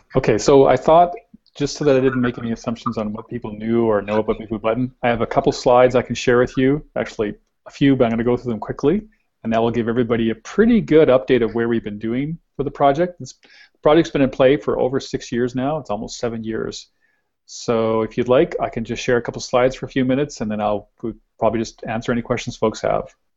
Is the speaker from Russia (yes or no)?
no; Canada; we're Canadian